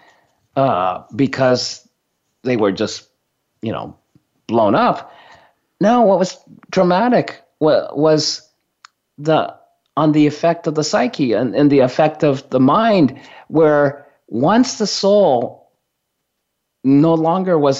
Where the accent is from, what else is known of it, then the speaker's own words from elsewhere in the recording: Sendai, Miyagi, Japan; moved away; I was born in Sendai